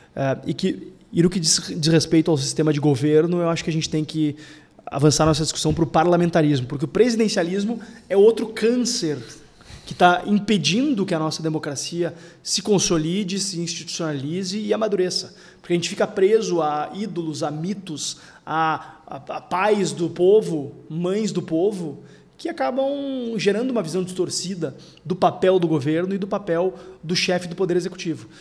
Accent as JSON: {"language": "Portuguese", "town": "Porto Alegre", "region": "Rio Grande do Sul", "country": "Brazil", "said": "eu sou da única cidade do Rio Grande do Sul em que ninguém se importa de onde tu é, que é a capital"}